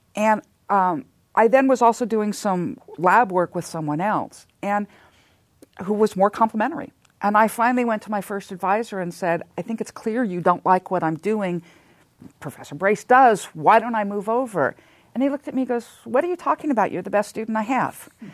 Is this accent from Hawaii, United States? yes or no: no; Southern California, United States; also born or lived in Santa Monica; I am a native Southern Californian. I was born in Santa Monica and spent almost all of my childhood, uh, somewhere in Southern California